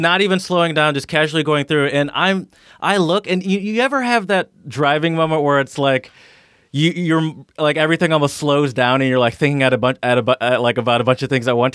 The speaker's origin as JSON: {"language": "English", "region": "Midwest", "country": "United States", "moved": "yes", "lives_now": "Philadelphia, United States", "said": "I'm from the Midwest where it's just mostly open roads"}